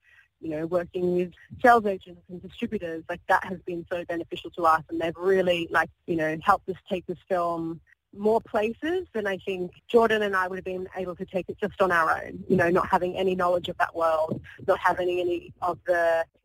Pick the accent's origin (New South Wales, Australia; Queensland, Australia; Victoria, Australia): New South Wales, Australia; Sydney; I'm Australian. I've never lived anywhere else. I grew up in Sydney